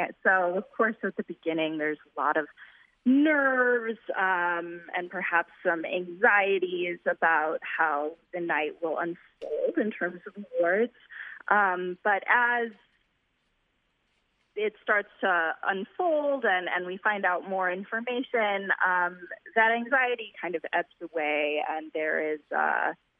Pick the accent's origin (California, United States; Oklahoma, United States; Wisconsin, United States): Wisconsin, United States; now in Chicago, United States; I'm originally from Wisconsin.